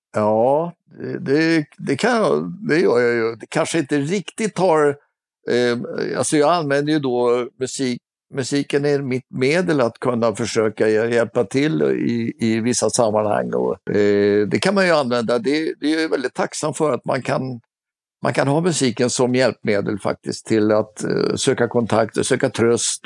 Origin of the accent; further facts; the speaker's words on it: Stockholm, Stockholm County, Sweden; jag är uppvuxen i Stockholm